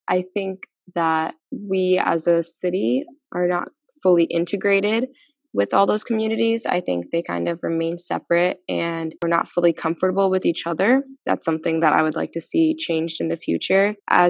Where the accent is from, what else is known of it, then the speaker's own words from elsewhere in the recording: Evansville, Indiana, United States; I also grew up in Evansville, like Emily and EU, ever since I was about 3 or 4 years old. Unlike both of them, I went to Purdue for undergrad, so boiler up. And then I actually came back to Evansville